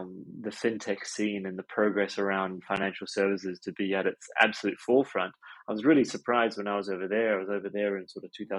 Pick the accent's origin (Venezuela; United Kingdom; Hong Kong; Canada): Hong Kong; moved away; I grew up an expat. So I grew up in Hong Kong with my folks out there. And I think maybe when you're a sort of a third culture kid, that kind of changes your DNA a little bit, perhaps.